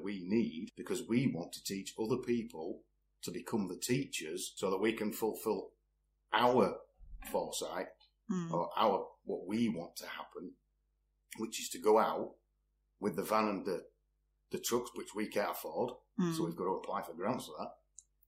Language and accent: English; Leeds, Yorkshire and the Humber, United Kingdom; now in Richmond, United Kingdom; born and bred in Leeds.